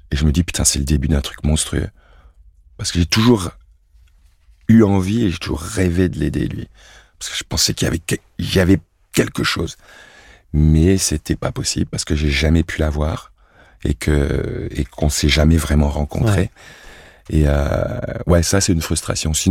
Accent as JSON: {"language": "French", "country": "France", "also_born_or_lived": "Cameroon", "said": "je suis français, mm. et pas de stress, je suis français, mais je suis aussi camerounais."}